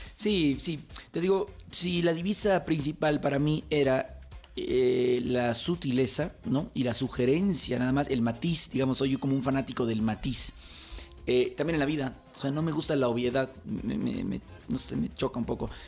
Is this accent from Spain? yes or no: no; El Salvador; now in Mexico; yo soy nacido en El Salvador